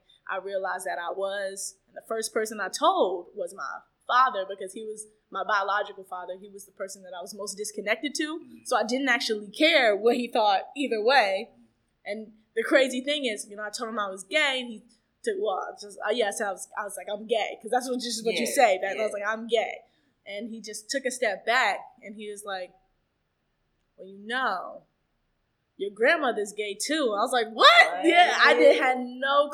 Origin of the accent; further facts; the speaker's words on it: Atlanta, Georgia, United States; now in New York City, United States; I grew up in Atlanta